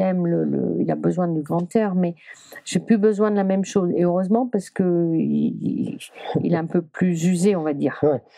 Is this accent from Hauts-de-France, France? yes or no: no; Brittany, France; je suis bretonne